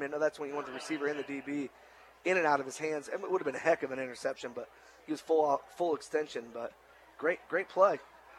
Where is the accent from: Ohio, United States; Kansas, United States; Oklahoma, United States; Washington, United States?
Ohio, United States; Arlington; If people don't know, I am from Arlington.